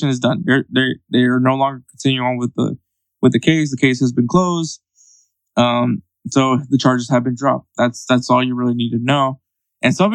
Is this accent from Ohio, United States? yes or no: no; Houston, Texas, United States; I'm from Houston